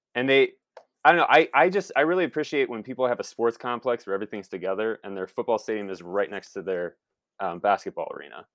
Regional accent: Toledo, Ohio, United States; moved away as an adult; I'm from Toledo, Ohio. Uh, born and raised and spent the first, uh, twenty, twenty-two years of my life in the state of Ohio and then moved west from there.

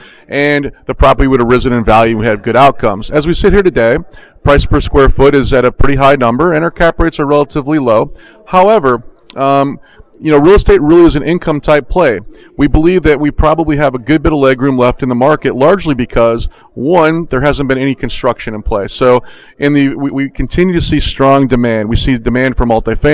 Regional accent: Orlando, Florida, United States; I'm from Orlando

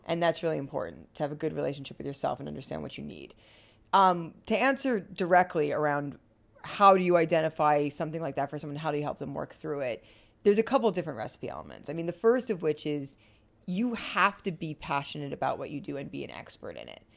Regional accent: Bergen County, New Jersey, United States; moved away as an adult; also born or lived in Ithaca, New York / Los Angeles, California; I grew up on the East Coast, outside of New York City, in a place called Bergen County, New Jersey

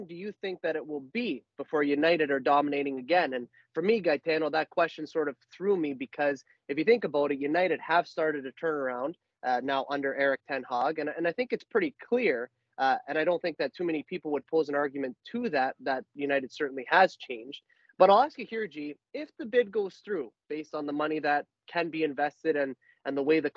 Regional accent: Canada; we're Canadian and we support Canada Soccer

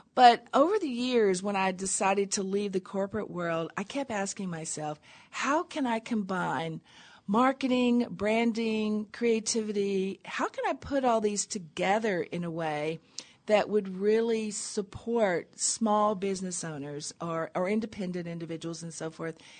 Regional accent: Tennessee, United States; I grew up in Tennessee in a little tiny town on a river

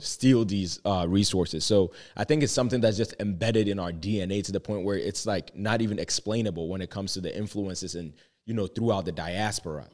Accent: Ghana; moved away; I was born and raised in Ghana

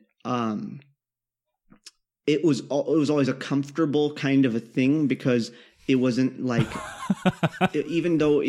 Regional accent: Kansas, United States; I grew up in Kansas

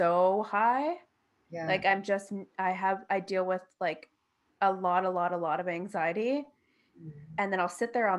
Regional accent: Toronto, Ontario, Canada; moved away; I'm from Toronto

